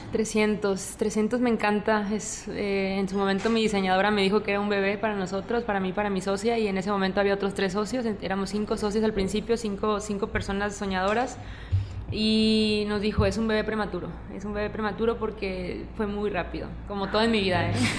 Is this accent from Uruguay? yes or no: no; Cananea, Sonora, Mexico; now in Monterrey, Mexico; donde nací y crecí es un pueblo, Cananea